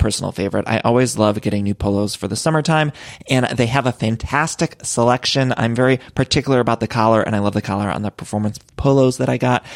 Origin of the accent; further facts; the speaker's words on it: Ohio, United States; I'm from Ohio too